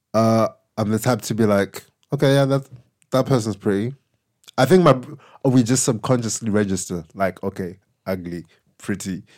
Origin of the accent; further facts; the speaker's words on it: Zimbabwe; moved away; growing up in Zim and my parents leaving to move here